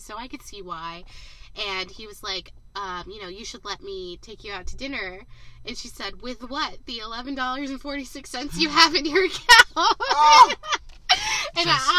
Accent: Southern California, United States; Southern California.

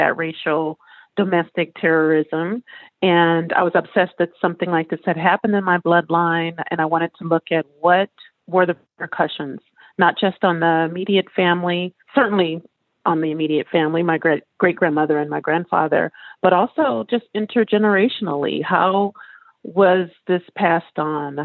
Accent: Louisiana, United States; now in California, United States; I'm from Louisiana

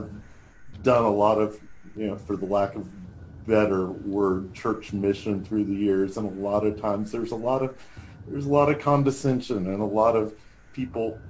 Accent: Huntsville, Alabama, United States; moved away; I grew up in Huntsville, Alabama

